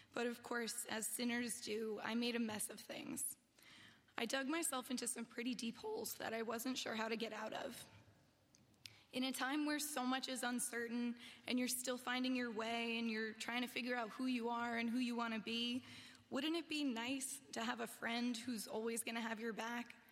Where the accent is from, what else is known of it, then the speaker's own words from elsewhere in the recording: New Jersey, United States; I grew up in New Jersey, where I lived with my mom